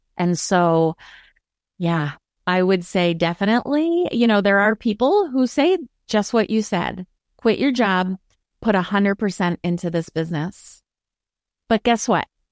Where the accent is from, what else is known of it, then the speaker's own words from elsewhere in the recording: Maryland, United States; I'm from Maryland